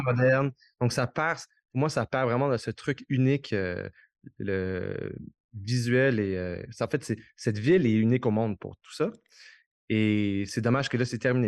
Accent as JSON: {"language": "French", "region": "Quebec", "country": "Canada", "said": "je suis québécois"}